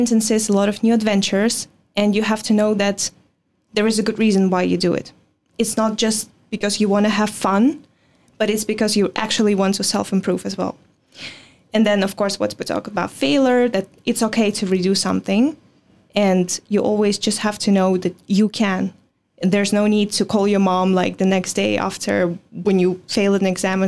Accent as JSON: {"language": "English", "country": "Belarus", "tie": "born or raised there", "second_language": "English", "moved": "as an adult", "lives_now": "Netherlands", "said": "I was born in Belarus"}